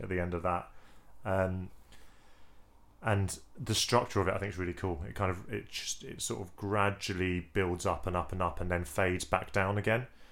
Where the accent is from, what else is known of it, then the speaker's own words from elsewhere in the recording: England, United Kingdom; as an Englishman